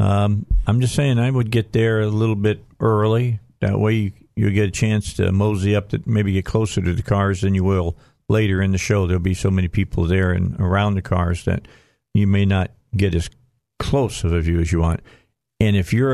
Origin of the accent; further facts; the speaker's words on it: Highland, Indiana, United States; moved away; I grew up in Highland, Indiana